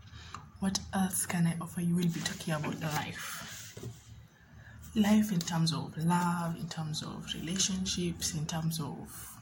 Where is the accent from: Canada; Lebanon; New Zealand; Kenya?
Kenya; Mombasa, Mombasa County; moved away as an adult; now in Nairobi, Kenya; I am from Mombasa, Kenya, born and bred